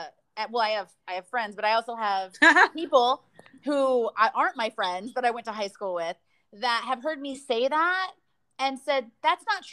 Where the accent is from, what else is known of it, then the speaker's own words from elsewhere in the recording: Indiana, United States; now in Los Angeles, United States; I'm from Indiana